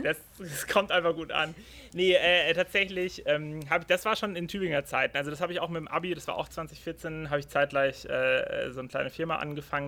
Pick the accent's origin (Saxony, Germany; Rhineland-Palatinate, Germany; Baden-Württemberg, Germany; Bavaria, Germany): Baden-Württemberg, Germany; Freiburg; ich komme aus der Region Freiburg